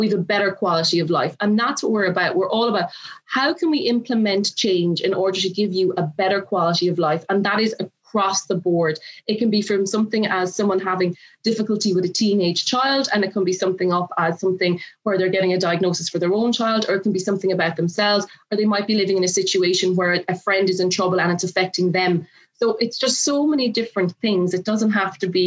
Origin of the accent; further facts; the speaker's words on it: Dingle, Munster, Ireland; moved away as an adult; also born or lived in Cork; now in Dublin, Ireland; if people can pick it up on my accent, I'm from the lovely Dingle in County Kerry.